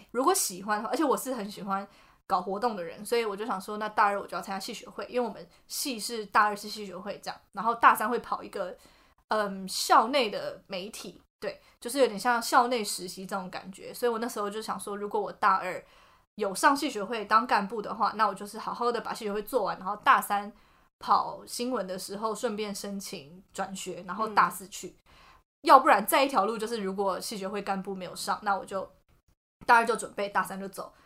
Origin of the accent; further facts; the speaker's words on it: Taiwan; moved away as an adult; also born or lived in United States; 在台湾就是你知道，毕竟整个，呃，什么从小到大的，然后也不是读什么国际学校之类的